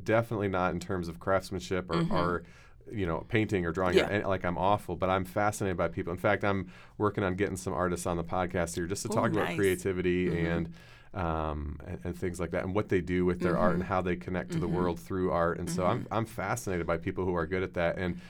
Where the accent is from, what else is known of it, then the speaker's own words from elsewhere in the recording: United States; born there; Yeah, I'm a Canadian. I'm the firstborn American in my entire family. I was American